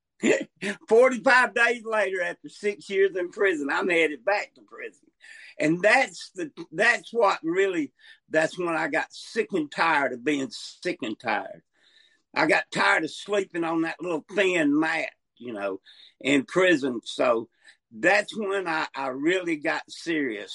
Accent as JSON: {"language": "English", "region": "North Alabama", "country": "United States", "also_born_or_lived": "Montgomery, Alabama", "said": "I'm from North Alabama, but I'm in South Alabama, Montgomery."}